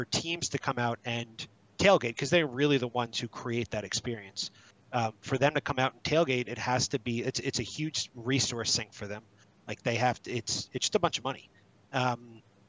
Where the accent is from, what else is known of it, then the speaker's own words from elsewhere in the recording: New Jersey, United States; I grew up in Jersey